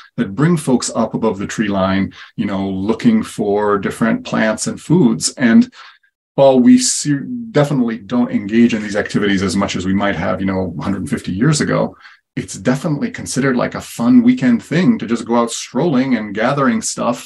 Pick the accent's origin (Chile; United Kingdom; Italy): Italy; moved away; also born or lived in Kansas City; I was born and raised in Italy and really as a kid exposed to a lot of herbal medicine as well as foraging